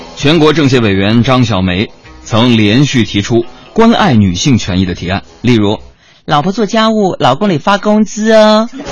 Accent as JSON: {"language": "Chinese", "region": "Northeast China", "country": "China", "said": "作为一个东北人"}